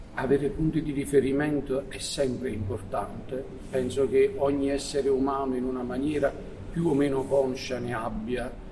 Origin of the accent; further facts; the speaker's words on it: Forio, Campania, Italy; Io sono nato a Furio, sono un foriano doc, sono cresciuto sotto, ecco, la palma di, di San Vito